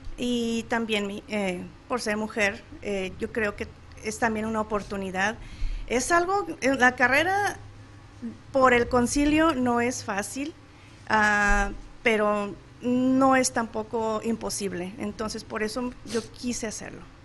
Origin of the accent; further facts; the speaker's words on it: Guanajuato, Mexico; moved away as an adult; now in Chandler, United States; soy de Guanajuato, Guanajuato, y pues fui a la Universidad de Guanajuato